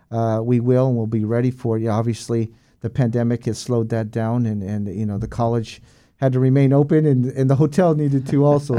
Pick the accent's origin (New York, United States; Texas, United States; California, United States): California, United States; San Diego; moved away as an adult; born and raised in San Diego, California. Uh, was there till the age of nineteen